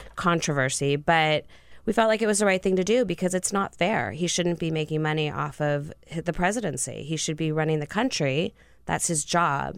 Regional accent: California, United States; moved away as an adult; also born or lived in Santa Barbara; now in Washington, D.C., United States; I grew up in California

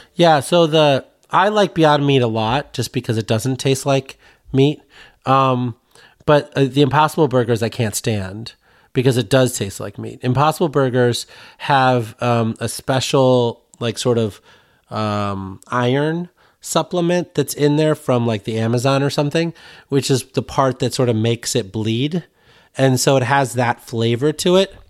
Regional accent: Sterling, Illinois, United States; my hometown in Sterling, Illinois

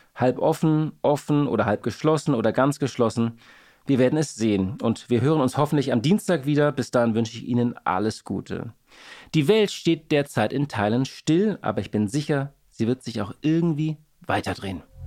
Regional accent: Hamburg, Germany; Als Hamburger

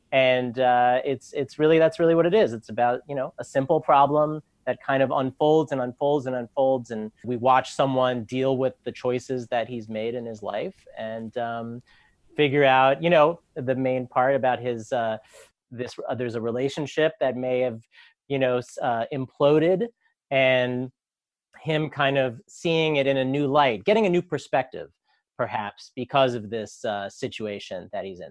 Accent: New York, United States; also born or lived in Manhattan / Brooklyn; I grew up in New York. I've lived in Manhattan and Brooklyn all my life.

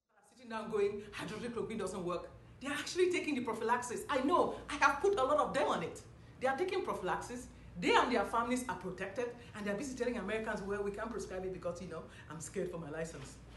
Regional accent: Cameroon; moved away as an adult; also born or lived in Nigeria; now in Houston, United States; I'm, I'm from Cameroon originally, and I went to medical school in Nigeria

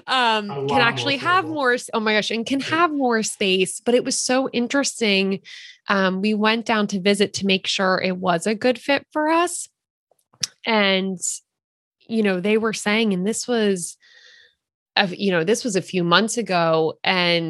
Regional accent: Philadelphia, Pennsylvania, United States; now in Santa Cruz, United States; so we live in Santa Cruz right now, but we're from Philadelphia. We are East Coasters at heart

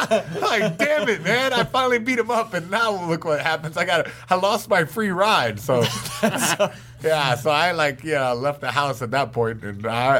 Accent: North Carolina, United States; Like, North Carolina.

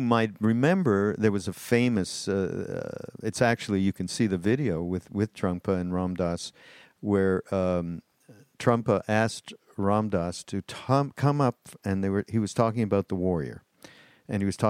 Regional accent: Canada; also born or lived in Quebec; I'm from Canada, so we live just over the border in Quebec

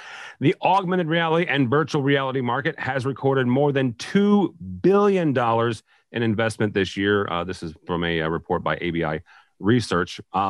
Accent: Illinois, United States; I tell people I'm from St. Louis. Technically, I am on the Illinois side of St. Louis.

